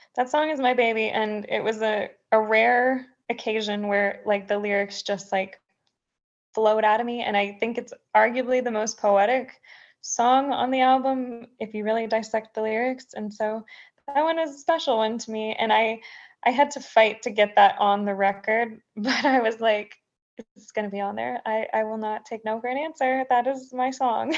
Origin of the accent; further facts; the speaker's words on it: Texas, United States; now in Tennessee, United States; I'm a Texan through and through